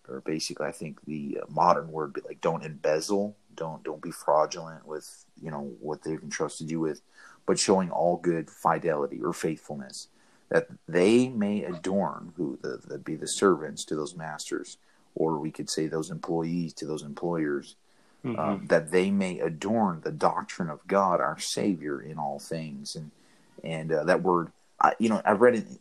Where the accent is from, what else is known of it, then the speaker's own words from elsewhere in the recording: Arkansas, United States; I grew up in Arkansas